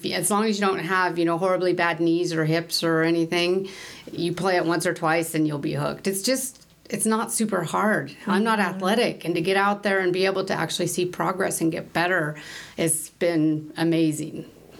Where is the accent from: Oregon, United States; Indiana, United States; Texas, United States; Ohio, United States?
Oregon, United States; Portland; moved away as an adult; also born or lived in Salt Lake City, Utah; I grew up in the Portland, Oregon area, actually. I'm the oldest out of 8 kids. So, yeah, good Catholic family.